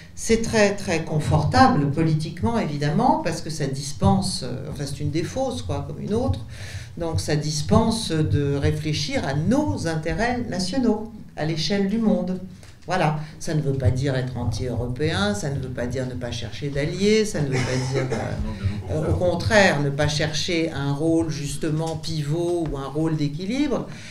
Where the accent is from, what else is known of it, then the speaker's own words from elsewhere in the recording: France; nous en tant que Français